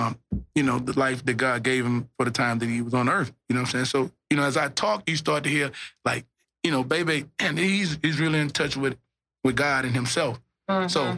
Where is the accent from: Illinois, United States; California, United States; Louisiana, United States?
Louisiana, United States; I'm from Louisiana.